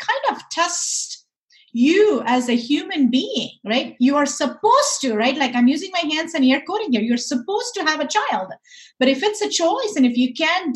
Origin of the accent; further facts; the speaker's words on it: India; moved away; I grew up in India. Growing up in India, I was surrounded by people